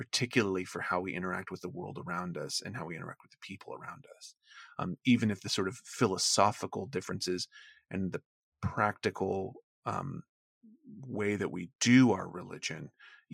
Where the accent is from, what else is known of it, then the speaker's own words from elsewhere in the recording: the South, United States; moved away; also born or lived in Maine; where I grew up in the South